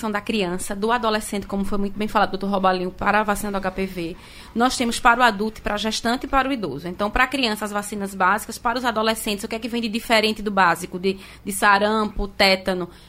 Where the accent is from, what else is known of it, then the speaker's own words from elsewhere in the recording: Garanhuns, Pernambuco, Brazil; eu sou de Garanhuns.